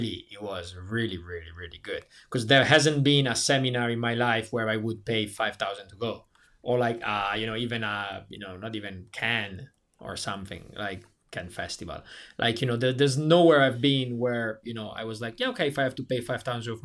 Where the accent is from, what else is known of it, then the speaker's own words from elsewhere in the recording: Italy; moved away as an adult; my hometown is 1.5 hours from Milan.